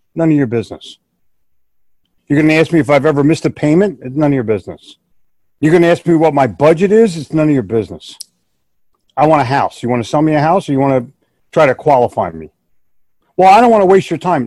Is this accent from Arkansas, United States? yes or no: no; Philadelphia, Pennsylvania, United States; we're both from the Northeast. I grew up in Philly.